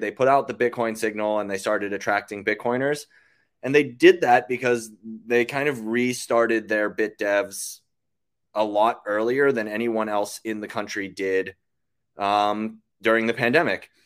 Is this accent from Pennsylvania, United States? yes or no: yes; Western Pennsylvania, United States; moved away as an adult; now in Austin, United States; I grew up in Western Pennsylvania, left home at eighteen with the military.